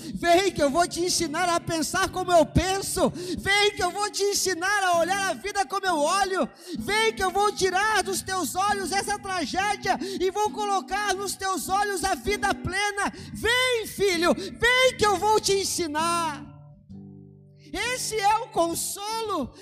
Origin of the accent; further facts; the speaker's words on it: Brazil; como um bom brasileiro que sou